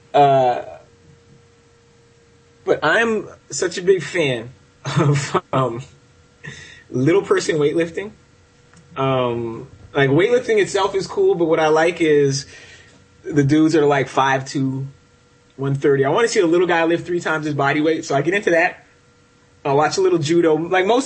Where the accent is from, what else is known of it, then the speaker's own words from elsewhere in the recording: Canada; also born or lived in United States; I'm American-Canadian as well. I have two passports